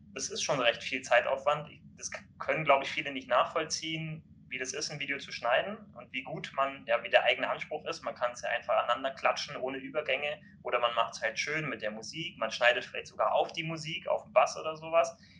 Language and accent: German; Kiel, Schleswig-Holstein, Germany; ich komme ja aus Kiel